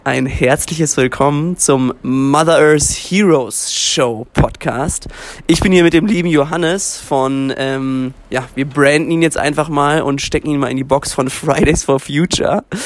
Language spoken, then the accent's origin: German; Germany; als Deutscher